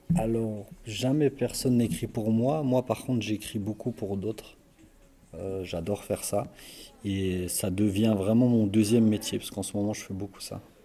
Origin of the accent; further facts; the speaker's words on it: Belfort, Bourgogne-Franche-Comté, France; je suis de Belfort.